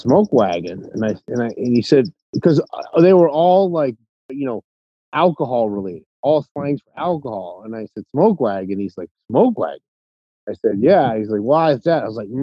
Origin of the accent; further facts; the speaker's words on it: North Carolina, United States; now in Las Vegas, United States; I'm from North Carolina